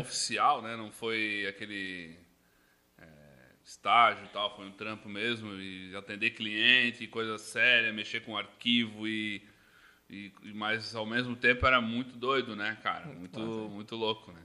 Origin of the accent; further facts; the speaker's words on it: Blumenau, Santa Catarina, Brazil; Eu sou natural de Blumenau, aqui da, da nossa cidade mesmo